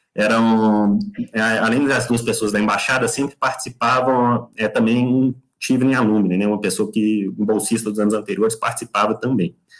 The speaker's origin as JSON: {"language": "Portuguese", "town": "Belo Horizonte", "region": "Minas Gerais", "country": "Brazil", "moved": "as an adult", "lives_now": "United Kingdom", "said": "eu sou mineiro de BH"}